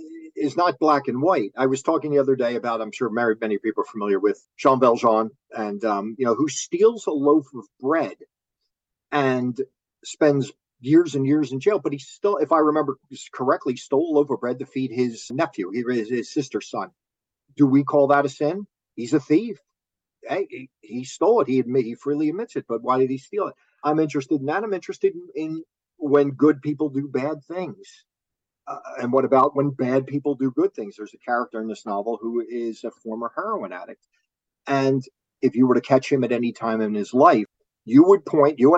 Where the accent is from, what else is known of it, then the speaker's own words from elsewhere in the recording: Philadelphia, Pennsylvania, United States; moved away as an adult; also born or lived in Manhattan; now in New Jersey, United States; I grew up in Philly